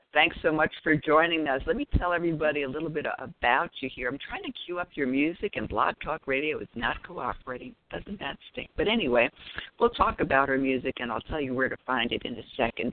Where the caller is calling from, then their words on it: Raleigh, North Carolina, United States; I'm calling in from the Raleigh, NC area